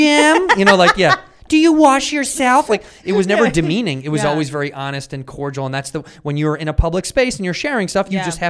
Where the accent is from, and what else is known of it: Chicago, Illinois, United States